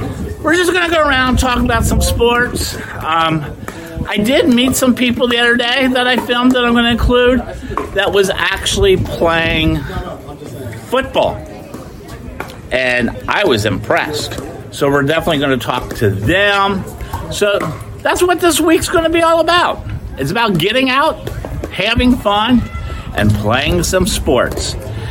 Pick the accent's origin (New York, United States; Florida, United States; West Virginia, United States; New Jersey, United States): Florida, United States; Oakland Park; I'm in my hometown area of Oakland Park, and they just redid all these pickleball courts.